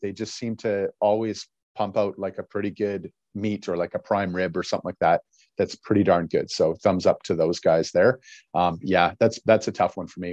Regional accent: Battleford, Saskatchewan, Canada; I was raised in the, in the Battle Forts area.

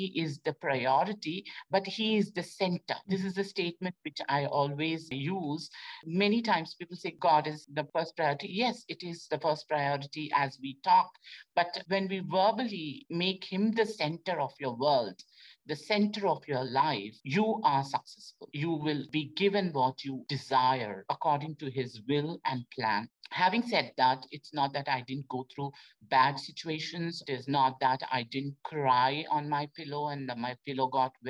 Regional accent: India; moved away as an adult; I was selected from India.

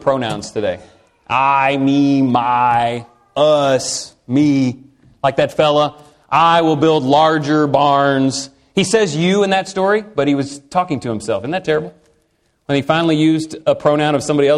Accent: Texas, United States; I'm from Texas

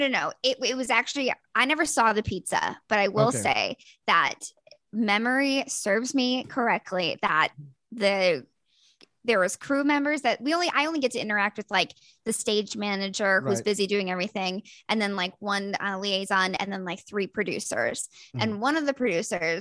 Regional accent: Wisconsin, United States; moved away as an adult; also born or lived in Minnesota; I'm from Wisconsin, but I went to college in Minnesota and lived there for 8 years

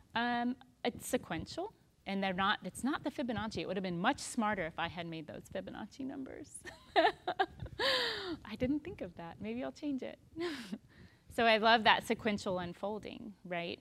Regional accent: Texas, United States; I'm so Texan

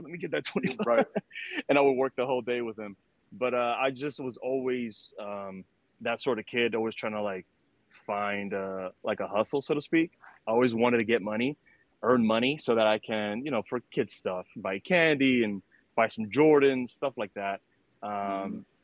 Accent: New York City, New York, United States; I was born in New York City in '89. Uh, so you know, grew up during the '90s. Um, during that time, it was in Washington Heights, uptown Manhattan

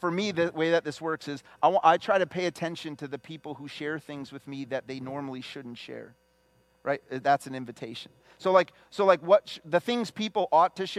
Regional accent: the Chicago area, Illinois, United States; from the Chicago area.

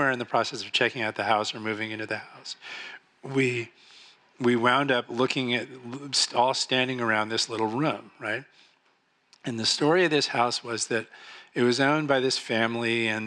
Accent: Marin, California, United States; also born or lived in Oakland / San Francisco; I was born in Oakland and lived in San Francisco a little bit, and then moved to Marin

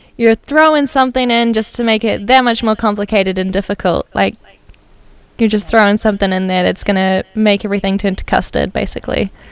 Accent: New Zealand; now in Amsterdam, Netherlands; I'm originally from New Zealand, and I've been working remotely in Amsterdam for Atomic for a while

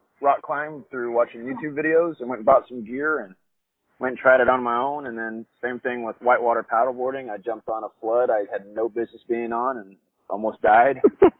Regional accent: Nicaragua; moved away; Like I said, I grew up in Nicaragua. I grew up just literally adventuring was our job down there

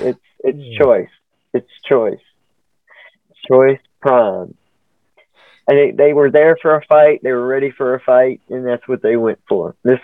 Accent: the South, United States; I'm from the South. I can butcher a name quick.

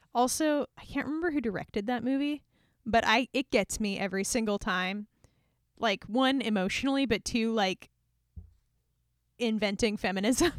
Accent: Hawaii, United States; we grew up in Hawaii

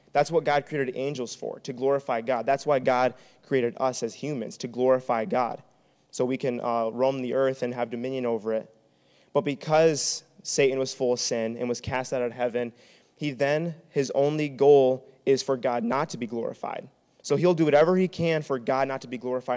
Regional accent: Traverse City, Michigan, United States; moved away as an adult; now in Grand Rapids, United States; I'm from Traverse City

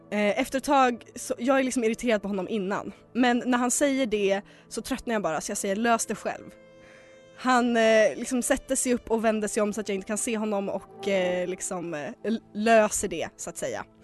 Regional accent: Hudiksvall, Gävleborg County, Sweden; men eftersom vi är från Hudik så är det okej.

